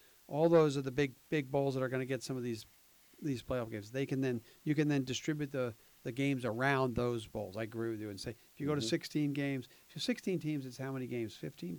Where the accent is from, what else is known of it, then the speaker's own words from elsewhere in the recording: Philadelphia, Pennsylvania, United States; I grew up in Philadelphia area. I went to Temple